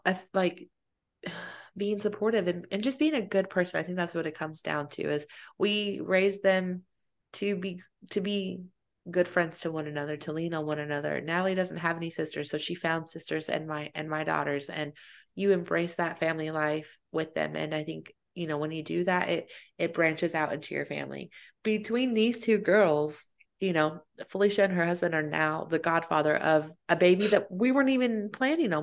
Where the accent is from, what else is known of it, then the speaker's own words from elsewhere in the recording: Fayetteville, United States; moved away; I'm from Fayetteville